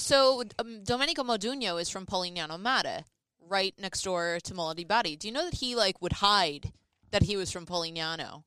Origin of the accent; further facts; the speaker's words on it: New York City, New York, United States; accent: Brooklyn; moved away; also born or lived in New Jersey; my Brooklyn accent